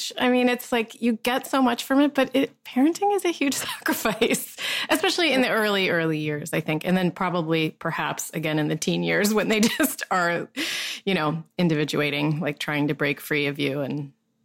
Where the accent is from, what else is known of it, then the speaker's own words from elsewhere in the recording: Allentown, Pennsylvania, United States; moved away; also born or lived in San Francisco; Allentown, PA, which is where I grew up.